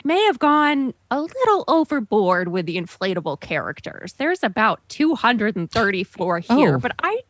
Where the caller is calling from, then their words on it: Largo, Florida, United States; I'm calling from Largo, Florida.